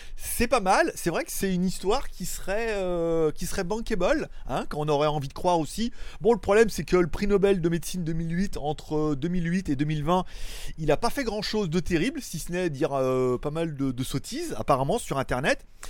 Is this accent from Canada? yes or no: no; France; je suis français, j'ai vécu toute ma vie en France